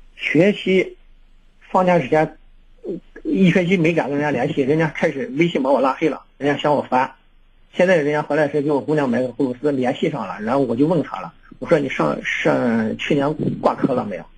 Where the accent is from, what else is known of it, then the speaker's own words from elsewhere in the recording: Baoji, Shaanxi, China; now in Xi'an, China; 我我们是宝鸡的